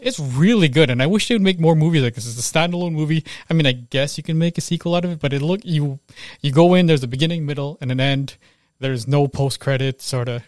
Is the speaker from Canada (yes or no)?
yes; Canada; I was born here